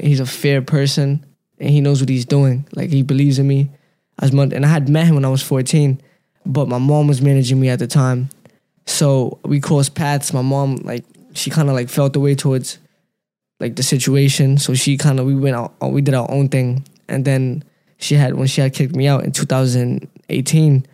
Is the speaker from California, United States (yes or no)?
no; New York City, New York, United States; also born or lived in Pennsylvania; I grew up in Brooklyn